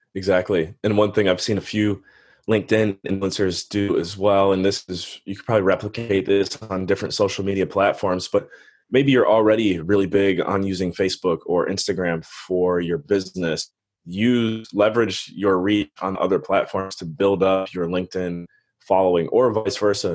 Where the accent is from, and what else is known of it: Cleveland, Ohio, United States; born or raised there; moved away as an adult; also born or lived in Western Pennsylvania / Belize